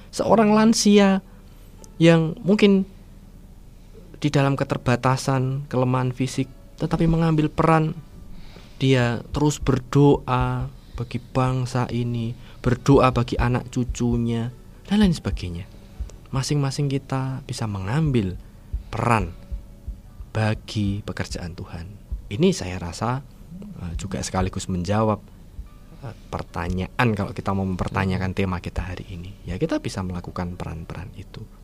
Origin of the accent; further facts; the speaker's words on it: Wonogiri, Central Java, Indonesia; saya eh, lahir di, di Wonogiri di Kabupaten Wonogiri kemudian saya ya dewasa di Wonogiri bersekolah dari TK, SD, SMP, SMA juga di Wonogiri